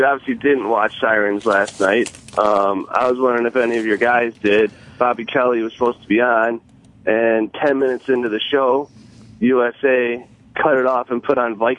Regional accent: England, United Kingdom; now in Chicago, United States; I grew up in England

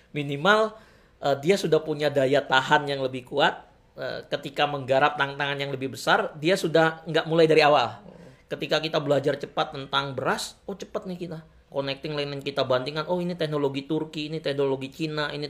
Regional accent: Banten, Indonesia; saya putra Banten lahir di Banten

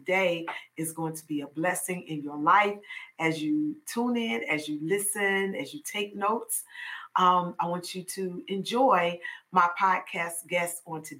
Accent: Chicago, Illinois, United States; I was born and raised in Chicago, Illinois

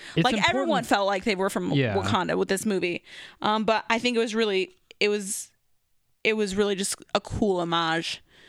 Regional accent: Philippines; I'm Filipino. I don't look super Asian, but I look a little bit of something. Islander, I would say.

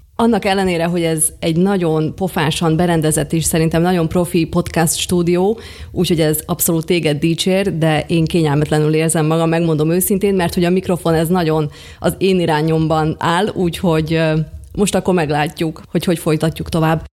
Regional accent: Pólyán, Košice Region, Slovakia; Mind a ketten bodrogközi születésűek vagyunk, bodrogköziek vagyunk, én Pólyányból származom

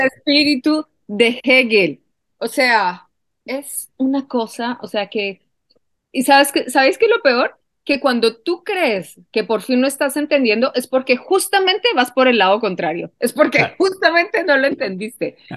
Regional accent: Colombia; moved away; yo soy colombiana y yo vengo, yo vengo de un país donde yo he vivido la violencia

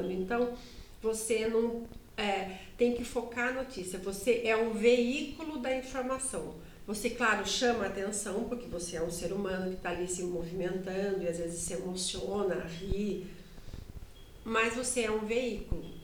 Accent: Sorocaba, São Paulo, Brazil; accent: Sorocaba; E eu tinha um sotaque sorocabanês

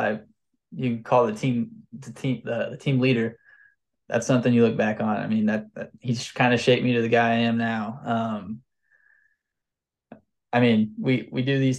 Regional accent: Missouri, United States; I'm from Missouri

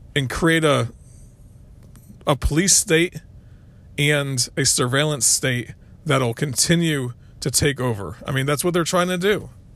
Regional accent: Florida, United States; also born or lived in North Carolina; now in South Carolina, United States; I grew up in Florida.

